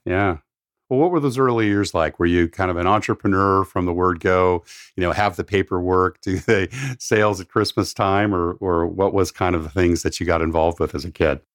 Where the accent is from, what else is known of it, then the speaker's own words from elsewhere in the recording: San Diego, California, United States; I grew up down in San Diego